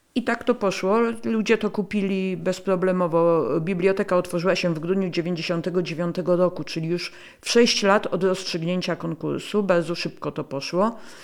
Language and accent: Polish; Warsaw, Masovian Voivodeship, Poland; Ja jestem warszawianką z dziada pradziada i pamiętam wycieczki po Warszawie z moją babcią